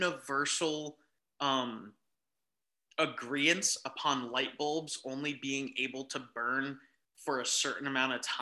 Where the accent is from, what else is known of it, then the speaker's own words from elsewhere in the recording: Florida, United States; moved away; I'm from Florida originally